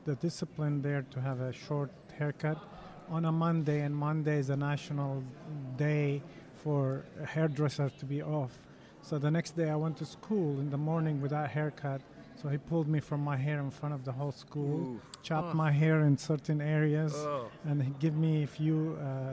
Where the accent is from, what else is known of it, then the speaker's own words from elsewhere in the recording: Baghdad, Baghdad Governorate, Iraq; moved away as an adult; also born or lived in Rome; now in United States; I grew up a Catholic in Baghdad, Iraq